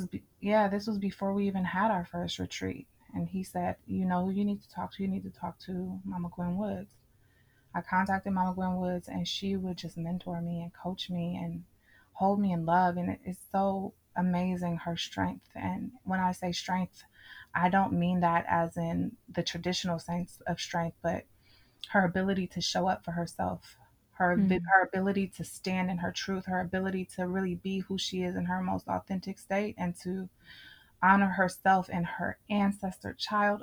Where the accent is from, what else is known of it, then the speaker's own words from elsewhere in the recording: Richmond, California, United States; I grew up in Richmond. I'm from Richmond.